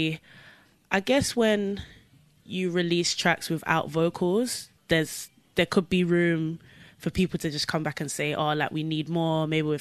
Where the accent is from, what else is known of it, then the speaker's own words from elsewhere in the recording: London, United Kingdom; I'm from Southwest London